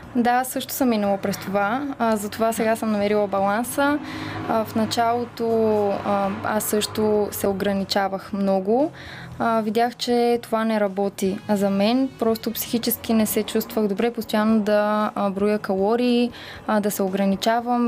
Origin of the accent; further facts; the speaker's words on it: Bulgaria; also born or lived in London; всички си мислят, че съм рускиня, а, но истината е, че аз съм си българка на 100%.